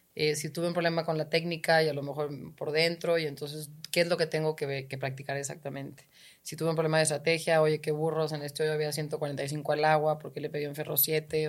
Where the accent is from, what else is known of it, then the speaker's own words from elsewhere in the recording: Guadalajara, Jalisco, Mexico; soy de Guadalajara